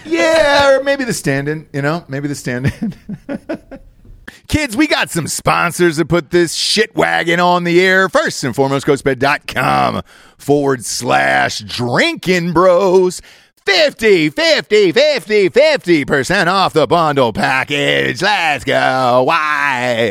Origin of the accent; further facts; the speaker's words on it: Georgia, United States; I grew up in Georgia